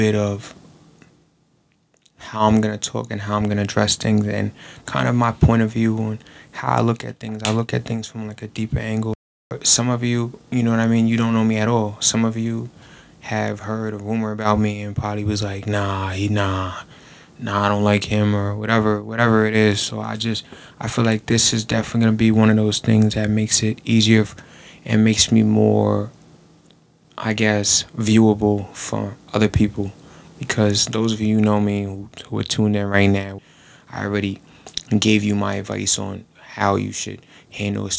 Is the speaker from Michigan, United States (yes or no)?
no; Long Island, New York, United States; I'm from Long Island, New York